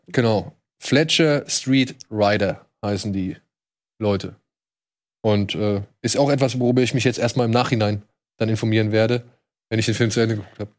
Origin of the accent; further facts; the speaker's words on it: Wiesbaden, Hesse, Germany; moved away; meiner alten Heimatstadt Wiesbaden